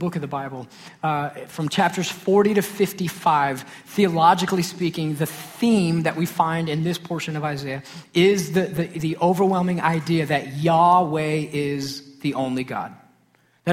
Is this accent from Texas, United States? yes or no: yes; Sachse, Texas, United States; I grew up in Saxe, Texas